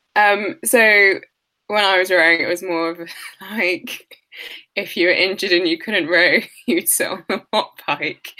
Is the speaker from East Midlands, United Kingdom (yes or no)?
no; London, United Kingdom; I'm from London and my family's from Nigeria